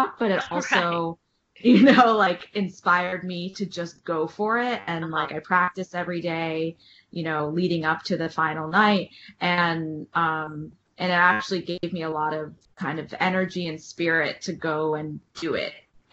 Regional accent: New York City, New York, United States; also born or lived in Washington, D.C.; I grew up in New York City and I left for college

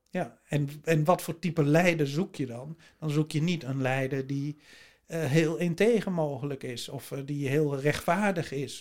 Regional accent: Netherlands

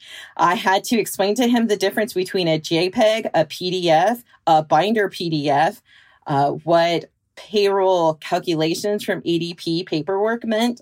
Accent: Bay Area of California, United States; now in Pacific Northwest, United States; I was born and raised in the Bay Area of California

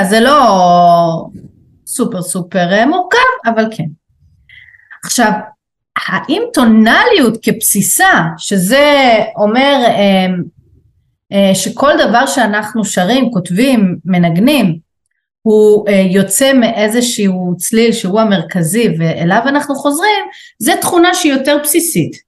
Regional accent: Tel Aviv, Tel Aviv District, Israel; כתל אביבית שגדלה על בטון

